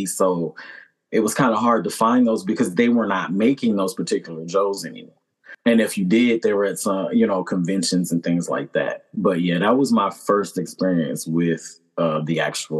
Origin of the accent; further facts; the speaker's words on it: Maryland, United States; I am from Maryland